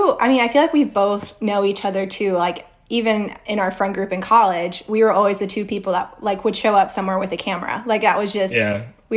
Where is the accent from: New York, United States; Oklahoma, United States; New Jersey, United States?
Oklahoma, United States; Oklahoma City; born there; also born or lived in Costa Rica / Argentina; Nope. I was born in Oklahoma. And then actually we moved to Costa Rica for a year. And then we went to Argentina.